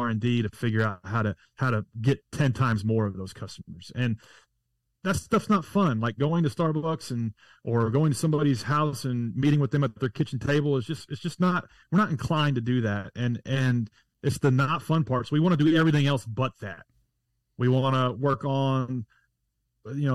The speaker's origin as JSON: {"language": "English", "town": "Nashville", "region": "Tennessee", "country": "United States", "said": "I'm from Nashville, Tennessee."}